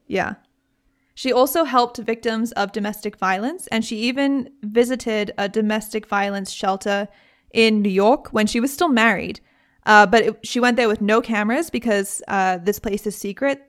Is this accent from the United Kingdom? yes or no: yes; United Kingdom; I'm British